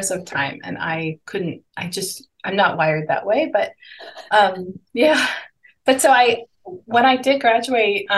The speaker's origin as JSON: {"language": "English", "country": "Panama", "tie": "born or raised there", "also_born_or_lived": "United States", "moved": "as an adult", "said": "So I grew up in Panama, and I went to art school in the U.S."}